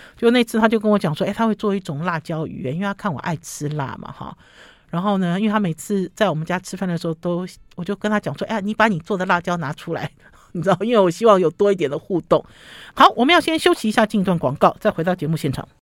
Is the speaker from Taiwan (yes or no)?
yes; Taiwan; 像我们中国，像我们台湾人、中国人中式的，用的其实像一个碗